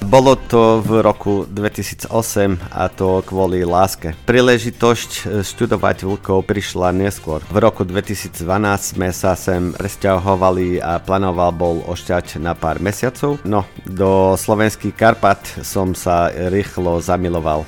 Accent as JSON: {"language": "Slovak", "town": "Braga", "region": "Norte", "country": "Portugal", "tie": "born or raised there", "second_language": "Slovak", "moved": "as an adult", "lives_now": "Slovakia", "said": "Som zo so severu Portugalska z Braga Malagy. Je to hlavné mesta regióne Miňu."}